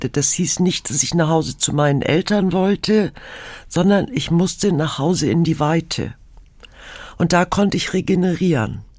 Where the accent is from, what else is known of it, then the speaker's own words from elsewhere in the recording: Pellworm, Schleswig-Holstein, Germany; Ich bin nicht auf Huge aufgewachsen, sondern auf Pellworm, also auf der Nachbarinsel.